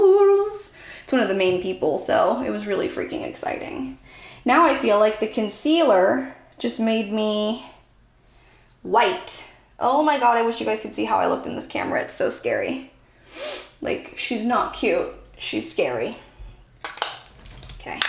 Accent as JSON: {"language": "English", "town": "Santa Clarita", "region": "California", "country": "United States", "tie": "born or raised there", "said": "I grew up in Santa Clarita, California."}